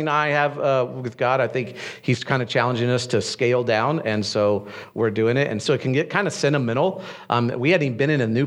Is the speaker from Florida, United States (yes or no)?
yes; Destin, Florida, United States; moved away as an adult; also born or lived in Brevard County, Florida; Destin, which is my hometown